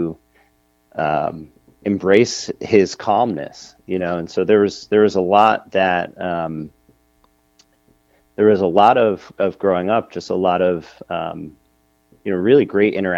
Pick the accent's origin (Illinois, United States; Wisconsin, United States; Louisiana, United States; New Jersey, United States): New Jersey, United States; I was born and raised in New Jersey. I've been living, in the same general area, my entire life. And I'm about 20 minutes outside of New York City